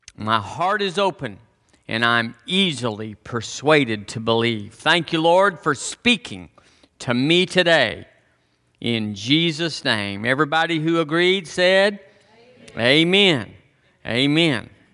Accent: Texas, United States; I'm from Texas

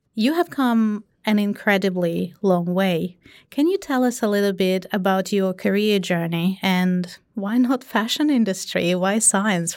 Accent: Russia; me being Russian

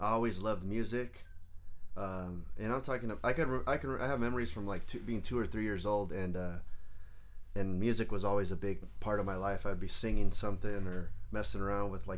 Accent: San Jose, California, United States; English is a second language; also born or lived in Acapulco, Mexico; I was born in Acapulco. When I was about 2.5, I moved to East San Jose, like over off King

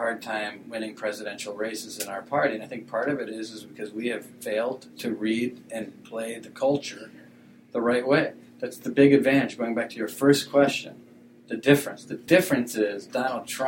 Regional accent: Wisconsin, United States; I'm from Wisconsin

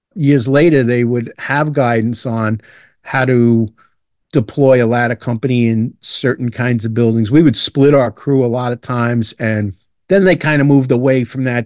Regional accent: New York City, New York, United States; also born or lived in Dublin, Ireland / Long Island, New York; I grew up in Brooklyn, New York, and my dad was a firefighter

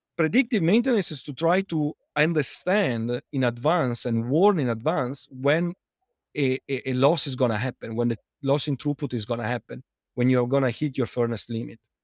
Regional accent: Italy; accent: Italian; English is a second language; moved away as an adult; also born or lived in United Kingdom / United States; now in London, United Kingdom; as you can tell from my accent, uh, I'm Italian, but, uh, although I lived in, uh, outside Italy for more than fifteen years between the U K and, uh, and the U S, I, I, I, I can't get rid of the accent

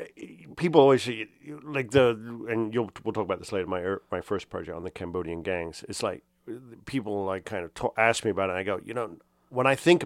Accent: United Kingdom; now in United States; I was raised as an American in the UK, so I was always kind of a foreigner, and this in the 70s. And I've never quite felt like I fit in. And I moved to the US and I didn't fit in here.

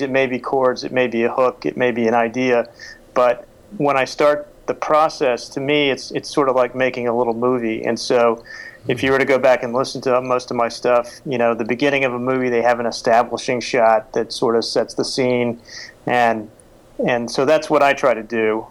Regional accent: United States; also born or lived in Oklahoma / Texas; now in Washington, D.C., United States; I grew up in Oklahoma and Texas

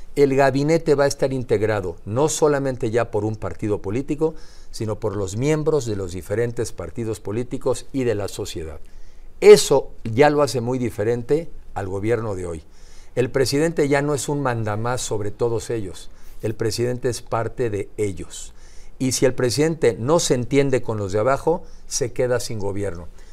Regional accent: Mexico; como mexicanos

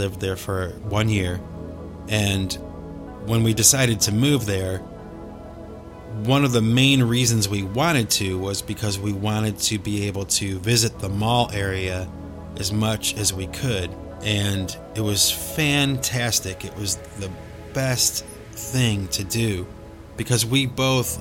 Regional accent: Cleveland, Ohio, United States; We grew up in Cleveland, Ohio

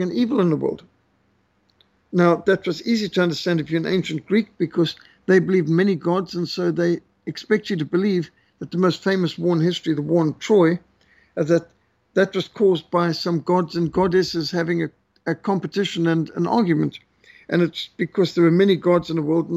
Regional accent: Zimbabwe; I grew up in Rhodesia, the last colony, they call it

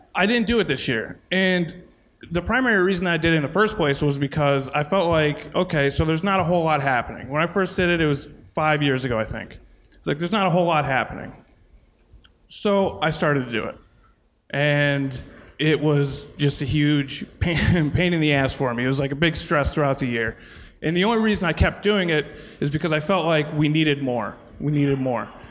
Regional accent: Scranton, Pennsylvania, United States; I'm from Scranton, born and raised

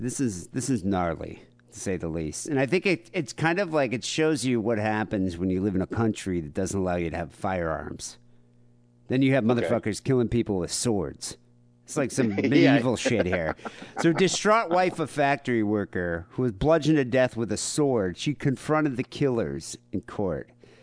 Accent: United States; Oh, yeah. No, I'm American.

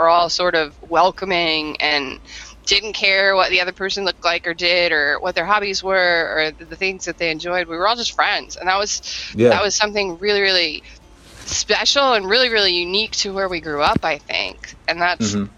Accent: Brentwood, New York, United States; I went to school in Brentwood

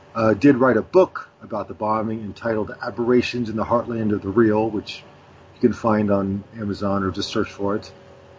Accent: Oklahoma City, Oklahoma, United States; born or raised there

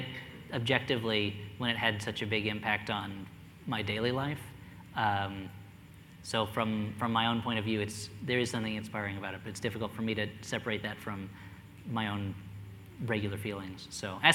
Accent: New Jersey, United States; I grew up in New Jersey

